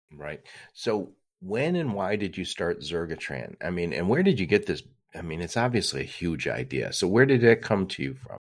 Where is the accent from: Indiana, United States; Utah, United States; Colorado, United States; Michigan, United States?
Michigan, United States; Detroit; I'm from Detroit